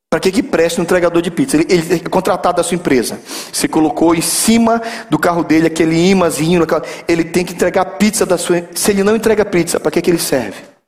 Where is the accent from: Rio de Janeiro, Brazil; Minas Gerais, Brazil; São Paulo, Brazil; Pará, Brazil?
Pará, Brazil; Belém; Eu sou de Belém